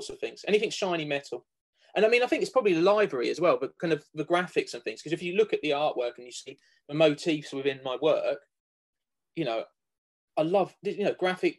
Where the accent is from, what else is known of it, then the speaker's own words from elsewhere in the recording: Cambridge, East of England, United Kingdom; I grew up around Cambridge